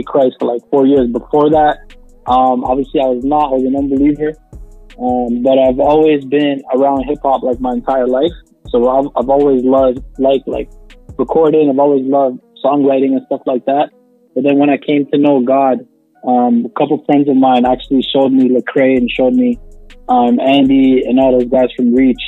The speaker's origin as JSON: {"language": "English", "town": "Toronto", "region": "Ontario", "country": "Canada", "said": "We're from Toronto."}